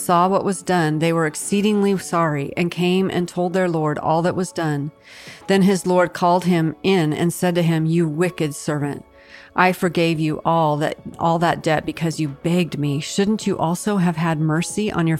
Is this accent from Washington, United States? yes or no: yes; Washington, United States; the mountain in my home state, Mount Rainier